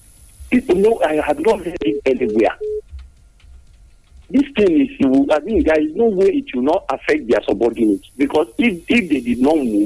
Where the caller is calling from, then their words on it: Nigeria; from Jabodi.